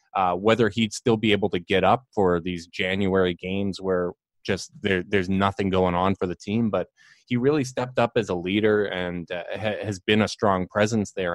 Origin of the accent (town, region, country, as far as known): Winnipeg, Manitoba, Canada